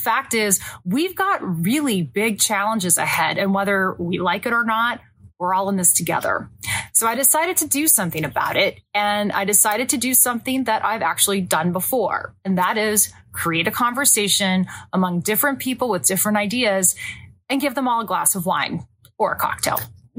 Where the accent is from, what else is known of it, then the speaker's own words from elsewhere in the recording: California, United States; I mean, I grew up in Orange County.